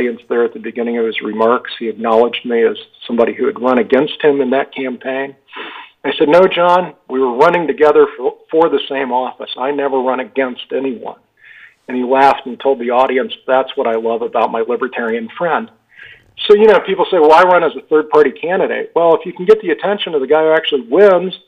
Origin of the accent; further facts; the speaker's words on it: Park City, Utah, United States; Park City, Utah, my hometown